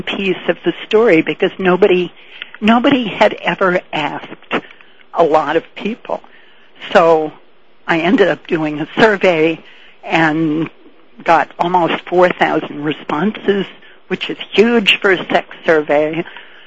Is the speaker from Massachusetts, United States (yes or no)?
yes; Boston, Massachusetts, United States; I grew up in Boston, Massachusetts, in the days when sex was banned in Boston.